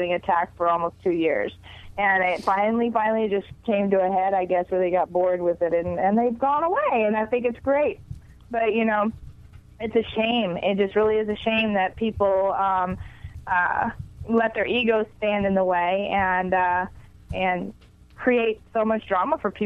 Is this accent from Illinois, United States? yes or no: no; Houston, Texas, United States; moved away as an adult; now in Los Angeles, United States; I'm originally from Houston, Texas. Okay. I've been in Los Angeles for about 25 years